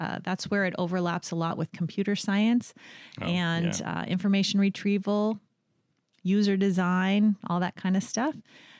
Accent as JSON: {"language": "English", "town": "White Rock", "region": "British Columbia", "country": "Canada", "also_born_or_lived": "United States", "said": "I'm from White Rock, British Columbia, originally. My family lived all over the states, but I made my way back to the West Coast by little."}